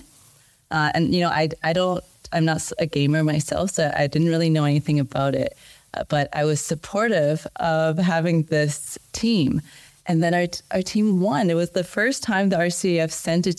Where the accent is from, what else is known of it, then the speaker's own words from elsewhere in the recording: Canada; I'm Canadian